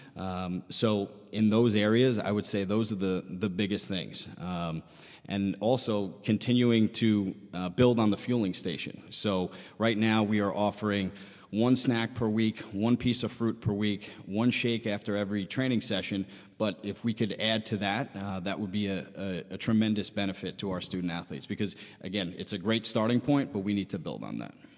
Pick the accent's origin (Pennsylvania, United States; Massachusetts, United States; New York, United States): New York, United States; Syosset; I am from, uh, Sayoset.